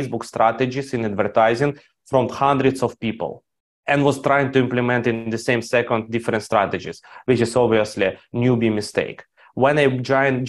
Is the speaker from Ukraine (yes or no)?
yes; Ukraine; I grew up in Ukraine.